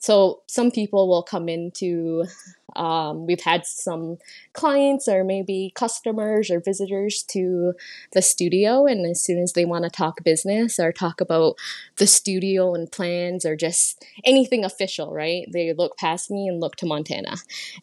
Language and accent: English; Six Nations of the Grand River, Ontario, Canada; also born or lived in London, Ontario / Brantford, Ontario; I'm from the Onondaga Nation, but I've come from the Haudenosaunee people